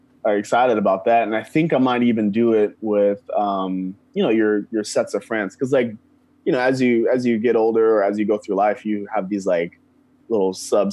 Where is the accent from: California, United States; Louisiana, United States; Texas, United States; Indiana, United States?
Indiana, United States; Indianapolis; Like growing up in Indianapolis, it was very weird because you would have like anytime you go outside of the city, you're just in Indiana